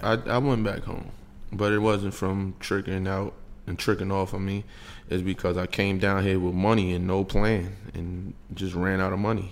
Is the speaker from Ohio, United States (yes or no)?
no; New York, United States; now in Atlanta, United States; us from New York